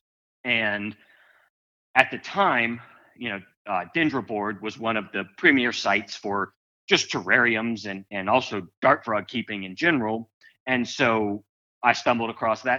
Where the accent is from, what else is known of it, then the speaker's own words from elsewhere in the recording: South Louisiana, United States; we grew up in South Louisiana